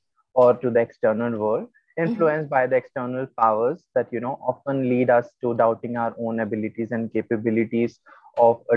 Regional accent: India; I'm from India

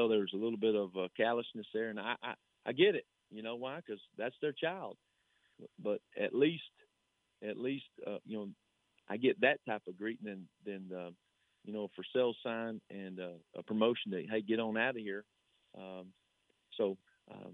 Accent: Slaton, Texas, United States; the head football coach of in my hometown and for the school that I was assistant at and a school that I played for

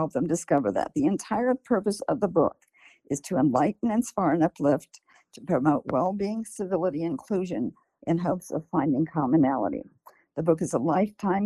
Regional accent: Columbus, Ohio, United States; now in California, United States; I grew up in Columbus, Ohio, and my parents fled Nazi Germany

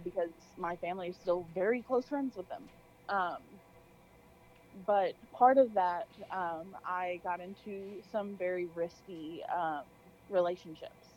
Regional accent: Arkansas, United States; moved away as an adult; also born or lived in Louisiana; I'm from Arkansas originally, uh, and then moved to Louisiana

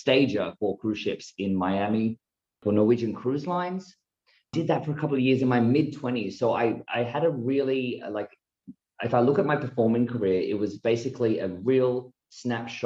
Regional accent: small country town in Victoria, Australia; born or raised there

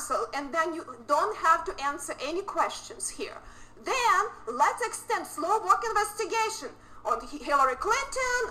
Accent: Ukraine; born or raised there; moved away as an adult; now in United States

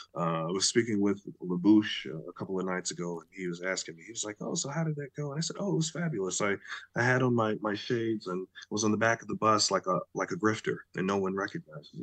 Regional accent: Chicago, Illinois, United States; I'm from Chicago

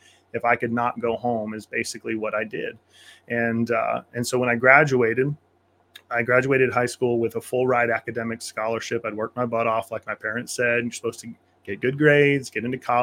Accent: Kansas, United States; I grew up on Kansas farm country.

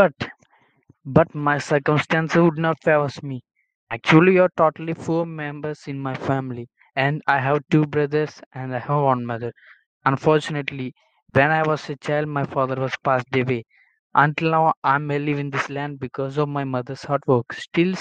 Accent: India; first language Telugu; English is a second language; from India. I live in a village in India.

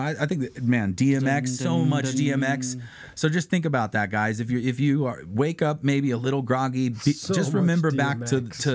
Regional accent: San Bernardino, California, United States; We're from San Bernardino, California

